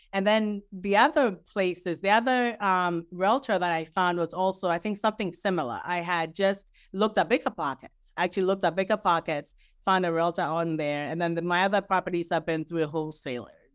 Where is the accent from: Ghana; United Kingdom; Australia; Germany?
Ghana; now in New Jersey, United States; currently living in New Jersey. I'm originally from Ghana.